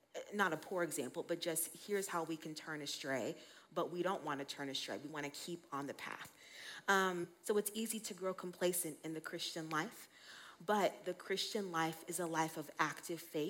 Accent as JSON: {"language": "English", "town": "Colorado Springs", "region": "Colorado", "country": "United States", "tie": "born or raised there", "also_born_or_lived": "Denver / Utah", "said": "I was born and raised in Colorado Springs, so about 25 minutes south"}